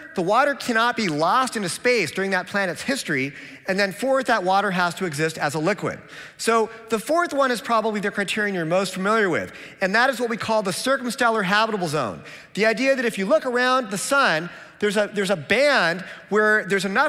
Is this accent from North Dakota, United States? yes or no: no; Seattle, Washington, United States; I'm from Seattle, where if we don't recycle, they send us a penalty bill